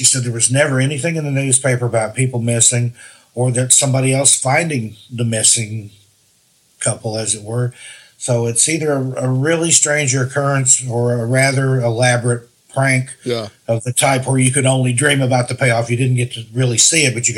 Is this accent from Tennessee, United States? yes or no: yes; Tennessee, United States; that's where I grew up